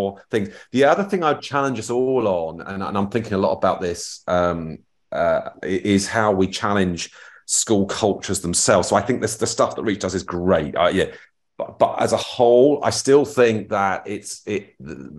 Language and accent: English; Feltham, London, United Kingdom; I'm from Feltham